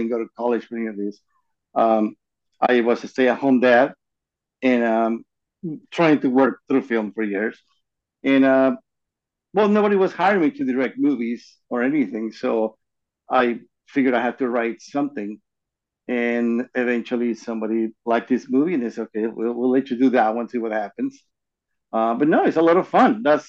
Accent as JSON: {"language": "English", "town": "Hollywood", "region": "California", "country": "United States", "tie": "born or raised there", "said": "So I grew up in Hollywood."}